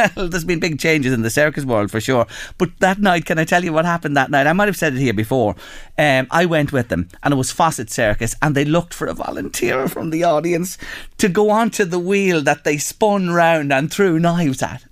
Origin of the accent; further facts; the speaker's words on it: Drogheda, Leinster, Ireland; I grew up on the North Road in Drogheda